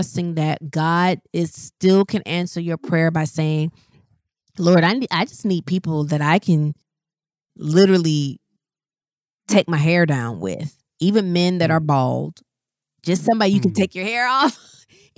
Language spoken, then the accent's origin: English; Midwest, United States; moved away as an adult; I didn't move from the Midwest until 2017. I still lived, then I moved about 30 minutes outside of my hometown